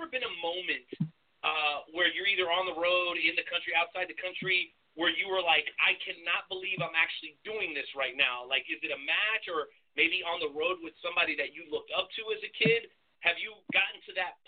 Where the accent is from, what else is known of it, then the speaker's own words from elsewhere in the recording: Durango, Mexico; I'm from Durango myself. I was born there